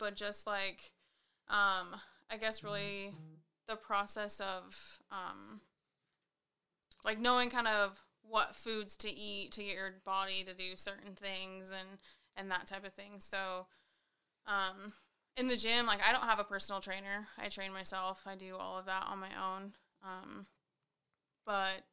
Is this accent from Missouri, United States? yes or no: no; Columbia River, near Lake Chelan, Washington, United States; now in Spokane, United States; I grew up on the Columbia River, so we had the river there. Lake Chelan was a half hour down the road